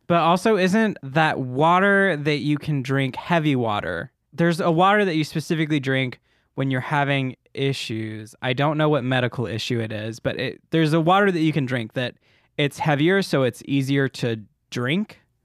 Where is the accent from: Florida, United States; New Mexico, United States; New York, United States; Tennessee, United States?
Tennessee, United States; Memphis; I'm from Memphis, or outside